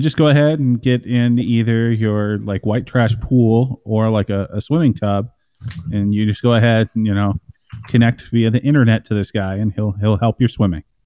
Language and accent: English; Midwest, United States; I grew up in the in the Midwest